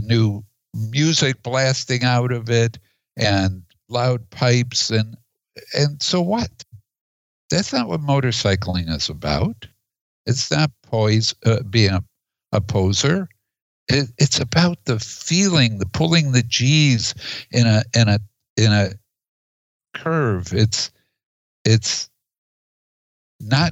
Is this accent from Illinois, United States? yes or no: yes; Chicago, Illinois, United States; now in Oregon, United States; I grew up in Chicago